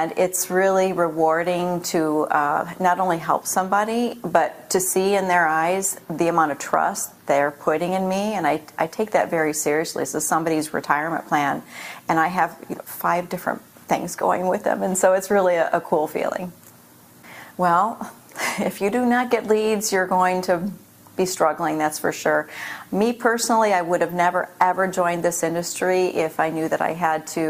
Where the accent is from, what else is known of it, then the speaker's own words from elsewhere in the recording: Michigan, United States; moved away as an adult; now in Florida, United States; I'm from Michigan. I moved myself down to Florida